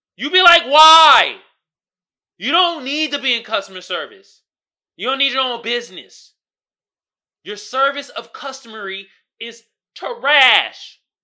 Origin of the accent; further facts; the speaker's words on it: Oakland, California, United States; growing up in Oakland, which is a black community